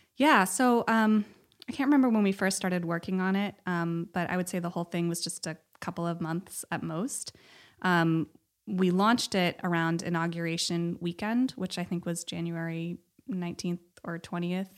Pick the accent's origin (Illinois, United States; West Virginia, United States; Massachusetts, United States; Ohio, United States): Ohio, United States; Cleveland; also born or lived in Los Angeles, California; now in Bay Area, United States; I'm from Cleveland, but I have a lot of family